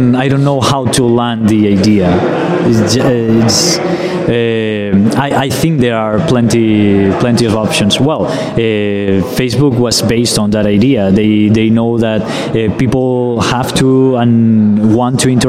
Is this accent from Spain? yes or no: yes; Spain; I'm from here, from Spain